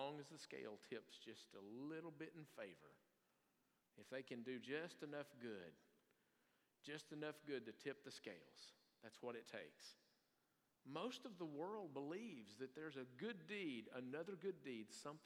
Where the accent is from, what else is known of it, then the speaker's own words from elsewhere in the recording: Salmon, Idaho, United States; moved away; Pray for my hometown